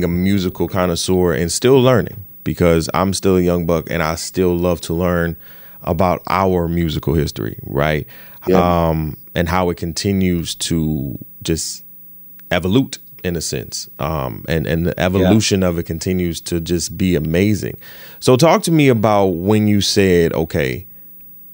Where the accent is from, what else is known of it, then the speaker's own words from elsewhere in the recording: Detroit, Michigan, United States; moved away as an adult; now in New York, United States; I grew up in Detroit, so you know music is fabricated in my blood